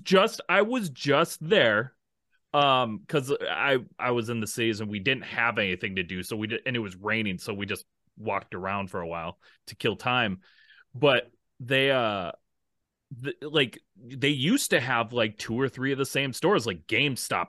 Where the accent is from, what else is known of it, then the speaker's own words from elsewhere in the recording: Minnesota, United States; I grew up, you know, Minnesota